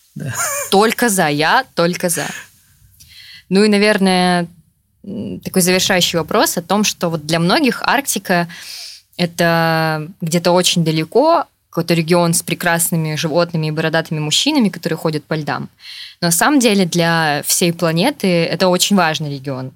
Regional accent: Yakutia, Sakha Republic, Russia; now in Saint Petersburg, Russia; я родилась и росла в Якутии

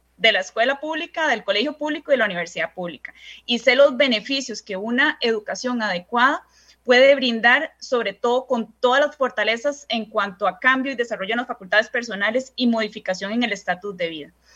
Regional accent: San José, Costa Rica; soy costarricense, primeramente, ¿verdad? Y nací en el Hospital México

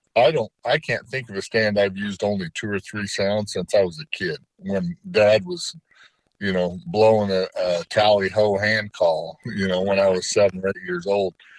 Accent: Utah, United States; my home state of Utah

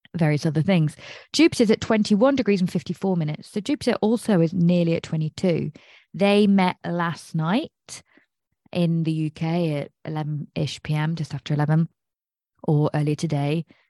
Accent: England, United Kingdom; I'm English.

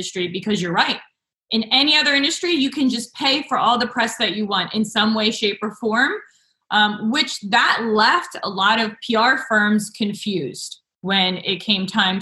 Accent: New Jersey, United States; I grew up in New Jersey

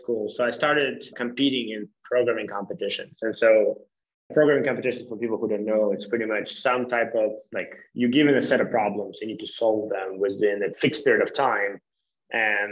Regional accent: Kharkiv, Kharkiv Oblast, Ukraine; I'm from Ukraine, from the city Kharkiv

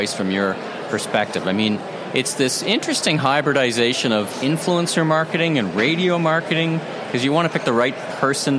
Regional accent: Canada; I'm Canadian

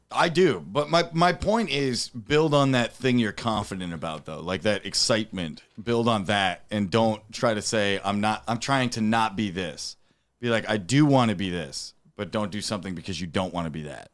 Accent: Dearborn, Michigan, United States; I'm from Dearborn, Michigan

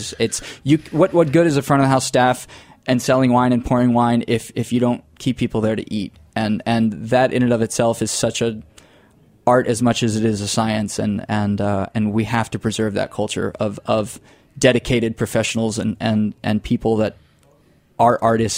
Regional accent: Florida, United States; I come from the panhandle, so the lower Alabama part of Florida, Redneck Riviera. I didn't suppress my accent intentionally. It just kind of happened from moving around the world a little bit as I did during and after school.

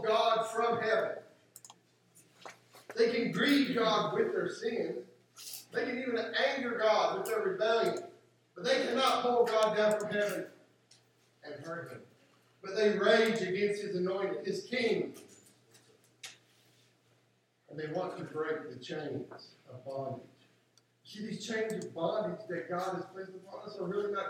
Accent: West Virginia, United States; I grew up in West Virginia for a good part of my life.

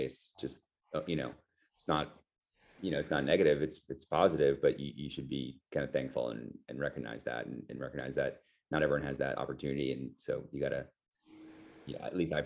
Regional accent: Montclair, New Jersey, United States; I grew up in Northern New Jersey, Montclair, New Jersey, just outside New York City

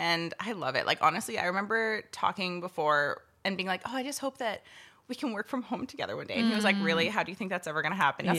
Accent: Chilliwack, British Columbia, Canada; also born or lived in Yarrow / Kelowna; I was born in Chilliwack, and I lived there for like quite a while, but I also moved around a lot.

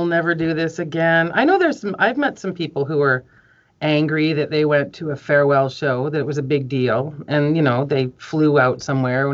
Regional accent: Vancouver, British Columbia, Canada; I'm one of the very few people originally from Vancouver.

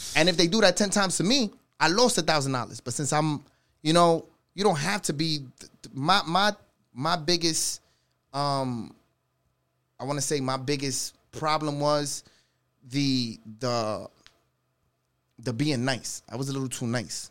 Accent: New York City, New York, United States; I'm from the Bronx

